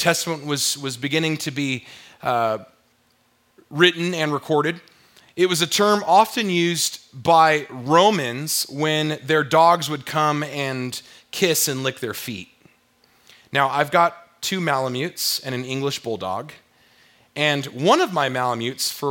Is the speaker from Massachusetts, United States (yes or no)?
no; South Orange County, California, United States; we were growing up in South Orange County, California